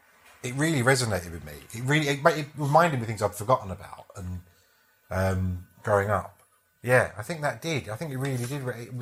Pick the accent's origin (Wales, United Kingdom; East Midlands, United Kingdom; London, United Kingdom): London, United Kingdom; She came from South London, I came from East.